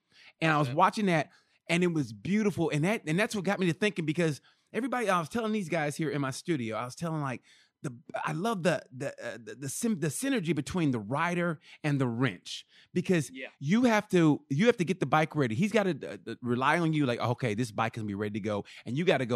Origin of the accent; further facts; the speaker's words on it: United States; growing up how I did, United States wise, regional.